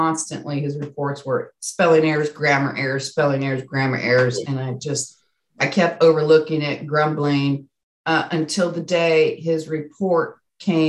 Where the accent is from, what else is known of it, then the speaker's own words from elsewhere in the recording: California, United States; also born or lived in Arkansas / Colorado; now in Northwest Arkansas, United States; I grew up in California